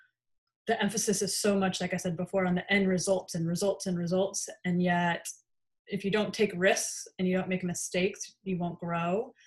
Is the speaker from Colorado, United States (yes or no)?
yes; Colorado, United States; moved away as an adult; I'm from Colorado